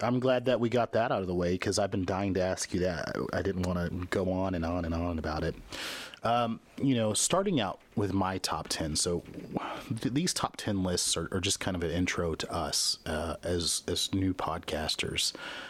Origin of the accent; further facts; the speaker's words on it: Midwest, United States; Most of my gaming on console was done at friends' houses, your house, when I was growing up in the Midwest, at other people's houses.